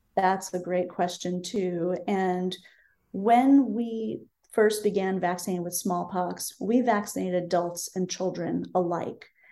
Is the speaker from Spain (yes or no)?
no; Berkeley, California, United States; my hometown of Berkeley, California